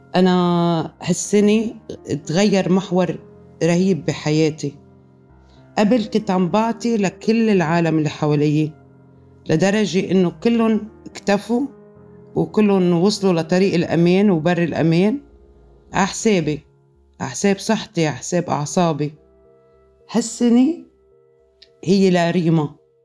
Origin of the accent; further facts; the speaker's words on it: Lebanon; moved away as an adult; also born or lived in Saudi Arabia; now in Istanbul, Turkey; مش هقدر أكون عايشة بلبنان